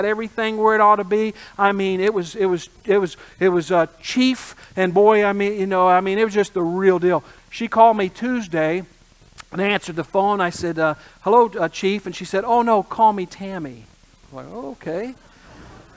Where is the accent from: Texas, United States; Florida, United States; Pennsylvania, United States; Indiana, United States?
Indiana, United States; I grew up in the Midwest in Indiana